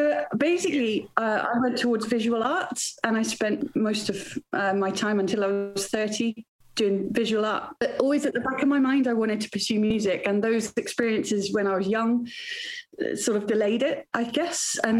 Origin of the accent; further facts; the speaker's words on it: Wales, United Kingdom; Anyway, because I grew up in Wales, where singing is a competitive sport. It's hardcore.